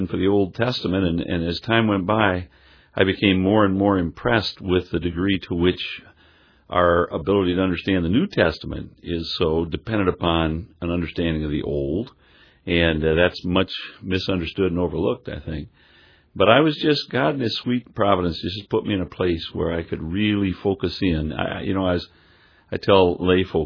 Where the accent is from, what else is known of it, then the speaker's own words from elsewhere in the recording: Rockford, Illinois, United States; moved away; I grew up in Rockford, Illinois